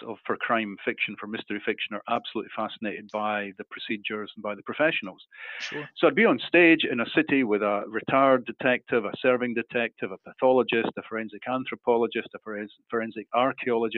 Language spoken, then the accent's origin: English; Edinburgh, Scotland, United Kingdom; my hometown, Edinburgh